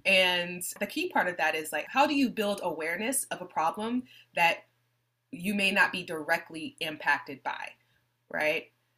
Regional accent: New Orleans, Louisiana, United States; you know, I grew up in New Orleans. I'm from New Orleans, even though I don't sound like it anymore, unless I go see my dad, in which case I come back with this thick yet accent.

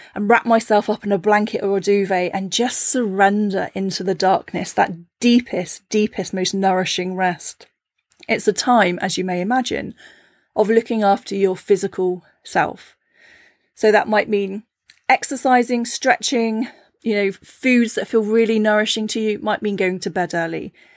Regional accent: Cornwall, South West England, United Kingdom; I grew up in Cornwall, a very small fishing village

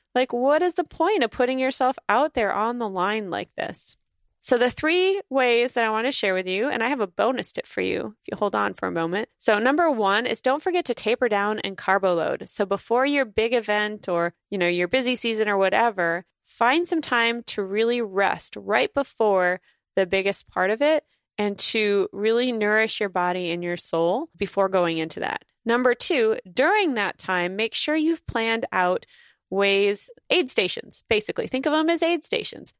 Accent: North Dakota, United States; moved away; I'm gonna spend four days in North Dakota where I grew up in July

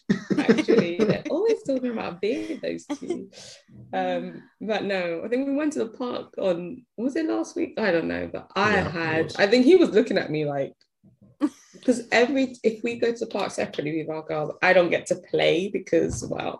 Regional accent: United Kingdom; Everything that makes us, like, everything about us being British, but also our African roots, it'll be great to just have that synergy.

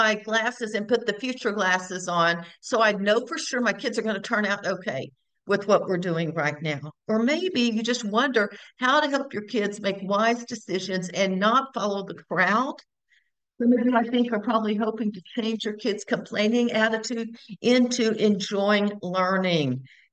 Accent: Houston, Texas, United States; also born or lived in Bryan, Texas; I am born and raised in Texas, born in Houston, now live in Bryan, Texas as well

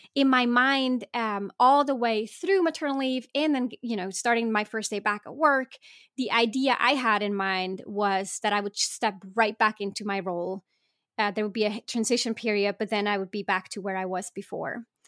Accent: Switzerland; I was born in Switzerland

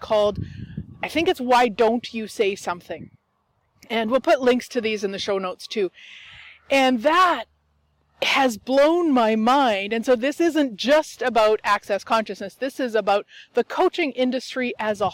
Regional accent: Turtleford, Saskatchewan, Canada; my hometown is actually Turtleford, Saskatchewan, Canada

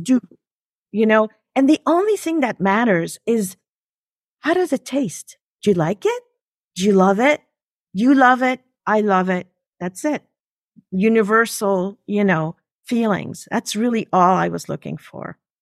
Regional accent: Geneva, Switzerland; first language French; English is a second language; now in New York, United States; I'm actually originally from, uh, Switzerland, Geneva. French is my first language.

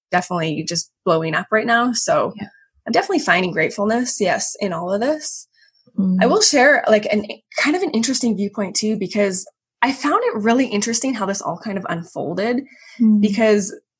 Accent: Calgary, Alberta, Canada; moved away as an adult; also born or lived in Chicago / Vienna, Austria; I'm from Calgary, Canada, and I grew up with two older brothers

